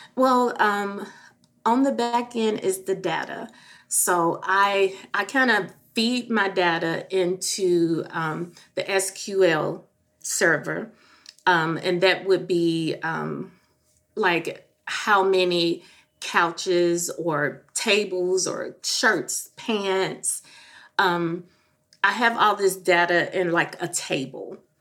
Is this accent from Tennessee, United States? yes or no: yes; Memphis, Tennessee, United States; moved away; I am originally from Memphis